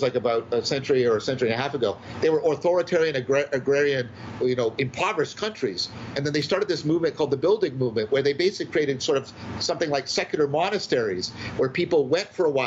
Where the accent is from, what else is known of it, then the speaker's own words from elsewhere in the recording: Canada; I'm a Canadian